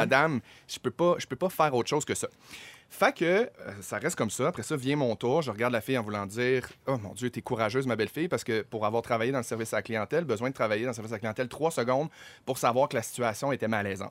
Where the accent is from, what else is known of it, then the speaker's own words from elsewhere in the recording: Chicoutimi, Quebec, Canada; je viens de Chicoutimi.